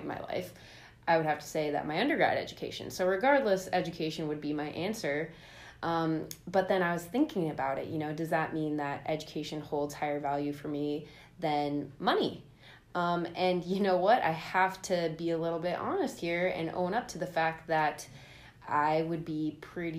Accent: Oakland, California, United States; I grew up in Oakland, California

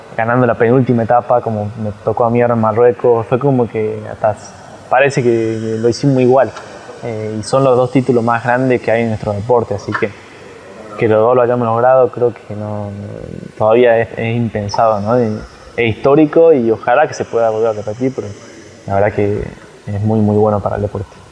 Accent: Argentina; el primer argentino campeón del mundo

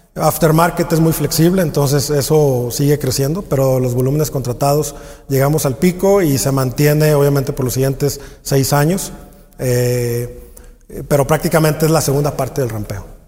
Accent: Mexico; nosotros como, como mexicanos

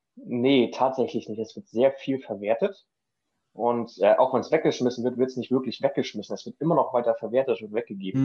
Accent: Schleswig-Holstein, Germany; moved away as an adult; now in Denmark; ich komme ursprünglich aus Schleswig-Holstein, wohne jetzt gerade in Dänemark

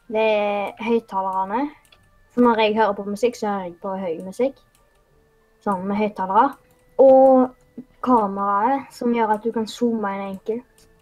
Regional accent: Haugesund, Rogaland, Norway; accent: Haugesund dialect

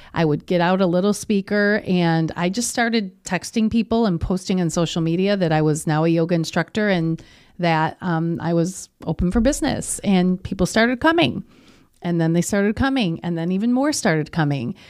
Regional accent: Kenosha, Wisconsin, United States; also born or lived in Milwaukee; I'm born and raised in Kenosha.

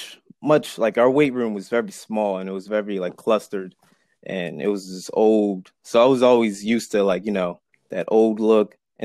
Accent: Somerset, New Jersey, United States; I was born and raised in Somerset, New Jersey. Grew up there all my life. Mm-hmm. And then around my teenage years, I started school in Manville.

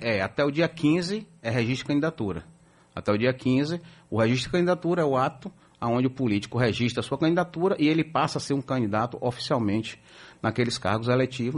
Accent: Bahia, Brazil; nós que somos baianos

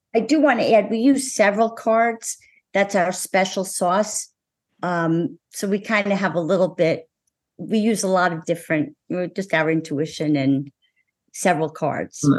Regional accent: New Jersey, United States; I'm from New Jersey

